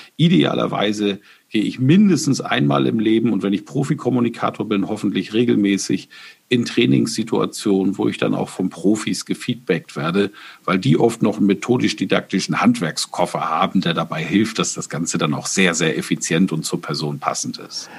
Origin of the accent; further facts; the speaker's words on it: Bamberg, Bavaria, Germany; in meiner Heimatstadt Bamberg